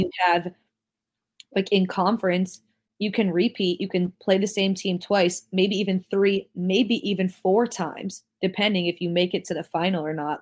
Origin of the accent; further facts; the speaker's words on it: New Jersey, United States; I'm from New Jersey